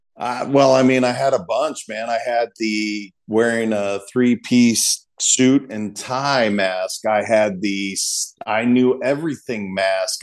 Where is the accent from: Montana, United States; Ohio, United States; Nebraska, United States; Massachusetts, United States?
Montana, United States; I'm a kid from Montana that was taught not to cry